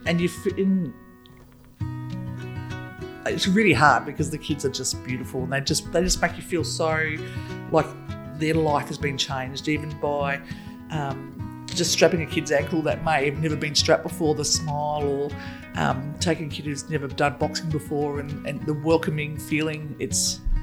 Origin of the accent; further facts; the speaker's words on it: Broome, Western Australia, Australia; I grew up in Broome my whole life